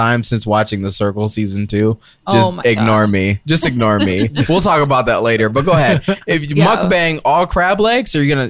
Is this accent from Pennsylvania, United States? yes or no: no; Georgia, United States; moved away; I'm from Georgia.